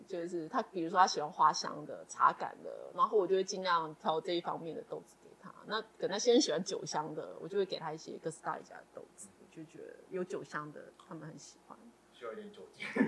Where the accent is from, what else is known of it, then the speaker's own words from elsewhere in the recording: Yuanlin, Changhua County, Taiwan; 我从小在园里长大